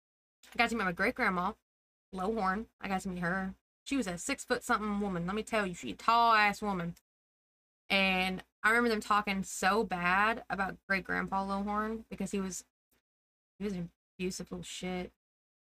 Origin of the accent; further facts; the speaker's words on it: United States; all of us are born and raised in Macon County, and most of us don't leave